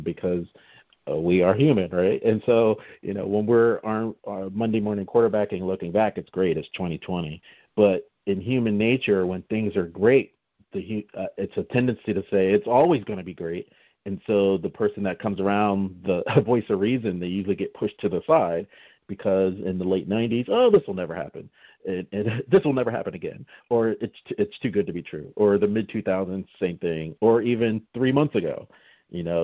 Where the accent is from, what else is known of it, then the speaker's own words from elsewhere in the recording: Atlanta, Georgia, United States; I'm from Atlanta